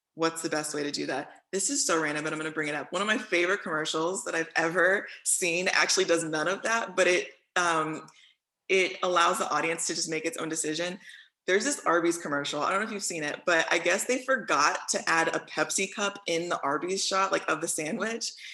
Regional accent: Houston, Texas, United States; moved away; I'm from Houston though, so that's what I still claim uh, through and through.

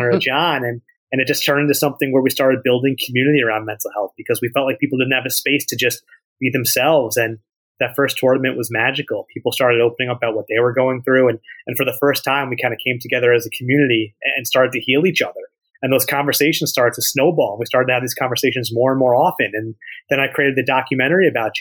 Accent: Dobbs Ferry, New York, United States; I grew up in Dobbs Ferry, and you know, I pretty much have been in that area my whole life

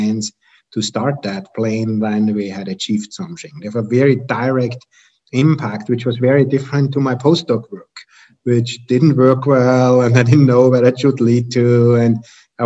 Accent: Austria; moved away as an adult; also born or lived in Germany / Vienna, Austria; now in United States; I'm from Austria originally, got my PhD in Germany

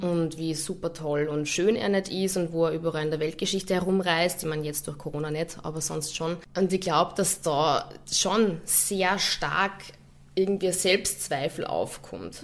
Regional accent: Linz, Upper Austria, Austria; moved away as an adult; also born or lived in Hamburg / Munich; now in Vienna, Austria; ich bin von Linz nach, nach Wien gezogen

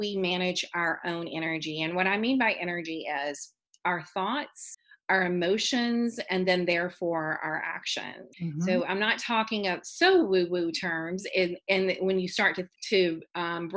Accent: Baton Rouge, Louisiana, United States; I'm from Baton Rouge, Louisiana

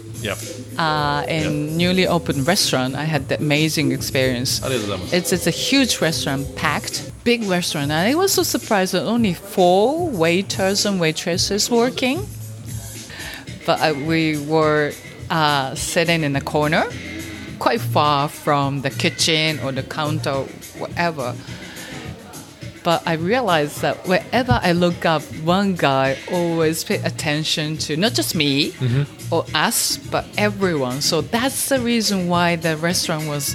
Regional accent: Fukuoka, Japan; English is a second language; In my hometown, Fukuoka.

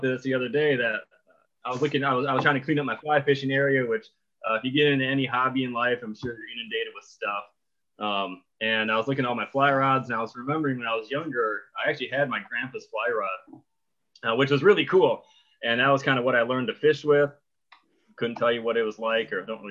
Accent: Wisconsin, United States; I grew up in Wisconsin.

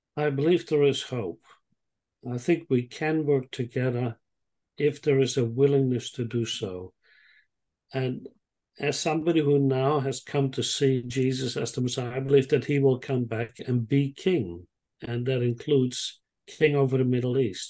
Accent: Netherlands; moved away as an adult; also born or lived in Israel; now in Sydney, Australia; I grew up in the Netherlands and I lived there for some 20 years

